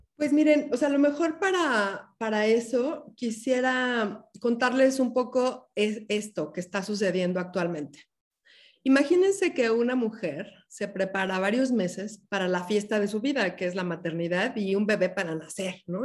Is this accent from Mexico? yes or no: yes; Mexico City, Mexico; moved away as an adult; now in Oaxaca, Mexico; yo nací originalmente en la Ciudad de México, soy una hija de la, ciudad